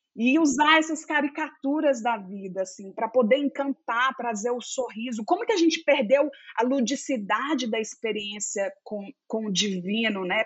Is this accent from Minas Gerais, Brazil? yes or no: yes; Belo Horizonte, Minas Gerais, Brazil; accent: mineiro; moved away as an adult; now in United States; Eu sou mineira, como meu sotaque me denuncia, de Belo Horizonte, e atualmente eu moro nos Estados Unidos